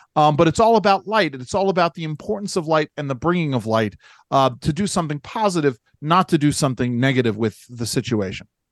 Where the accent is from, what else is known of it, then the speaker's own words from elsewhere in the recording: Williamsburg, Virginia, United States; my hometown, uh, Williamsburg, Virginia.